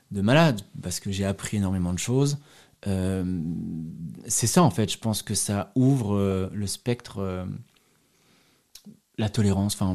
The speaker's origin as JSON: {"language": "French", "town": "Paris", "region": "Île-de-France", "country": "France", "lives_now": "Berlin, Germany", "said": "Moi, je viens, je viens de Paris, donc petit privilégié, ce que je découvrirai par la suite. Blanc, européen."}